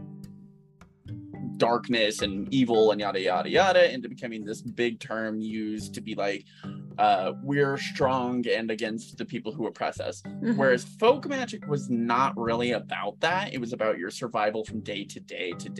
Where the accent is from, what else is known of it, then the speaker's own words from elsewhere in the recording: United States; as an American